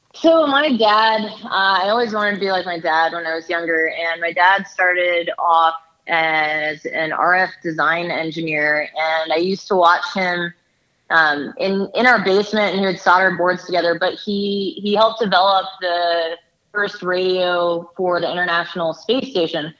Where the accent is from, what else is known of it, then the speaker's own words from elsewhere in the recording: Silver Spring, Maryland, United States; I'm originally from Silver Spring, Maryland